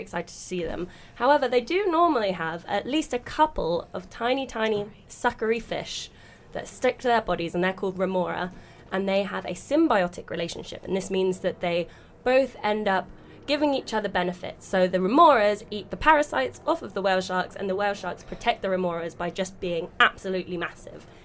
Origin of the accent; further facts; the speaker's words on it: London, United Kingdom; I'm from South London originally. I'm from West Norwood.